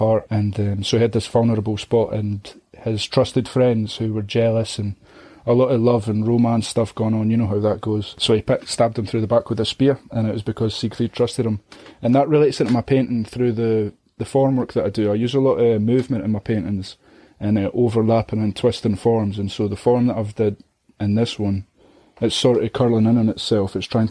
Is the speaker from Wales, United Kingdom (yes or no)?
no; Scotland, United Kingdom; judging me for being Scottish